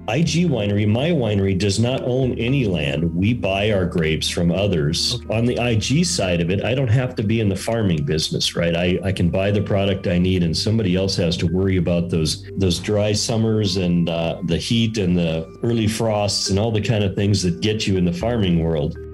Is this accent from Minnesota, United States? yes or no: yes; Minneapolis, Minnesota, United States; also born or lived in Las Vegas; now in Cedar City, United States; I grew up initially in Minneapolis, moved to Las Vegas in 1985